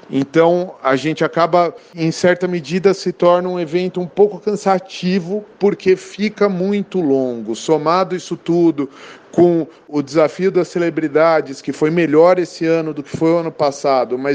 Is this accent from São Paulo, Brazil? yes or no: yes; São Paulo, Brazil; eu sou aqui de São Paulo.